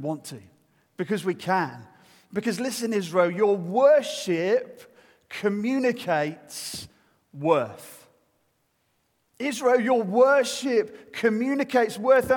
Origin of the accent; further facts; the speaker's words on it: United Kingdom; I'm British